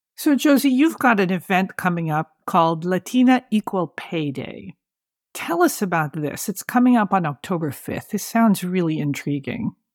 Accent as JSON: {"language": "English", "town": "San Francisco", "region": "California", "country": "United States", "tie": "born or raised there", "said": "I grew up in San Francisco"}